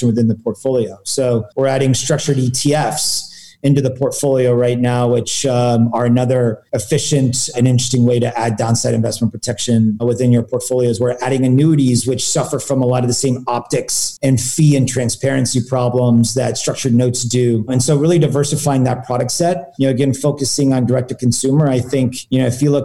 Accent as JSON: {"language": "English", "area": "Silicon Valley", "region": "California", "country": "United States", "tie": "born or raised there", "said": "growing up in Silicon Valley"}